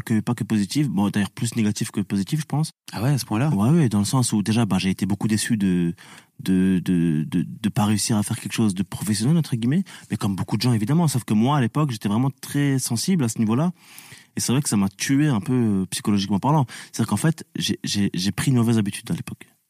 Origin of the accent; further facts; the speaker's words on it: France; also born or lived in Tunisia (ancestry); je suis français et tunisien